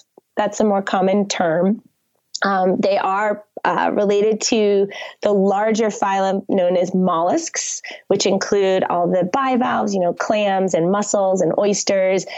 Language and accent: English; Connecticut, United States; moved away; I grew up on the Long Island Sound, on the shores of Connecticut.